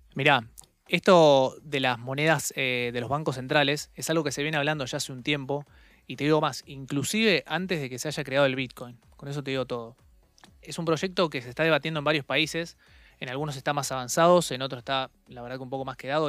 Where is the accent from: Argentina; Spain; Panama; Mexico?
Argentina; nosotros en la Argentina